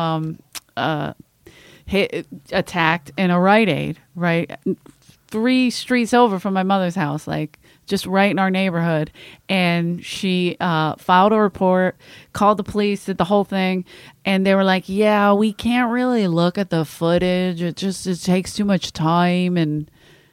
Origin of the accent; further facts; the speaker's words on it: Philadelphia, Pennsylvania, United States; I grew up in Philadelphia, like in my neighborhood, South Philly